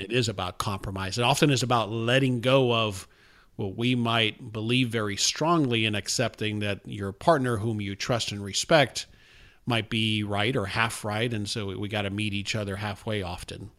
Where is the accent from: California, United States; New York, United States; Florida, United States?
Florida, United States; South; moved away; I'm from South Florida originally